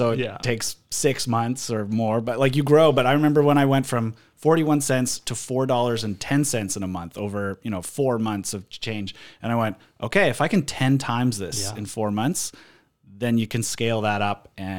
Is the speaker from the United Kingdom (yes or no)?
no; Vancouver, British Columbia, Canada; Born and raised in Vancouver. Still live here. Love it. Live 6 blocks away from my sister and a 5-minute drive from my parents. I really haven't gone far.